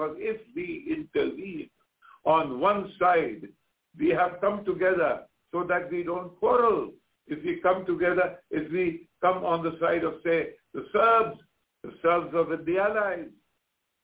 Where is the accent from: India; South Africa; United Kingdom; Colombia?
India; I'm an Indian journalist.